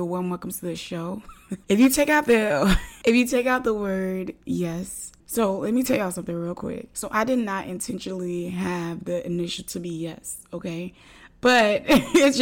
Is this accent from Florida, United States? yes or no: yes; Florida, United States; I'm a Floridian